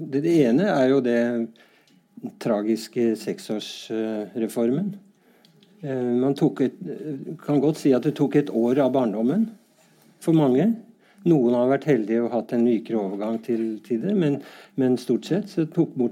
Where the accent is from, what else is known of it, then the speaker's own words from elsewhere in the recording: Bærum, Akershus, Norway; Jeg tør nesten ikke si at jeg er fra Bærum, men det er jo et skjellsord mange steder.